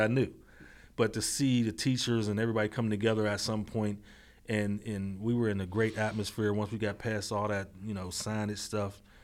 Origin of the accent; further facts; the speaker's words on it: Braddock, Pennsylvania, United States; born and raised in Braddock, P A, in North Braddock, P A, uh, the Mon Valley